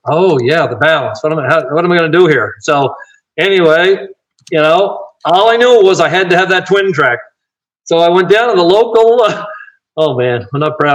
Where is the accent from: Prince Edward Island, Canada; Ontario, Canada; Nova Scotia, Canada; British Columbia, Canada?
Nova Scotia, Canada; Cape Breton; in my hometown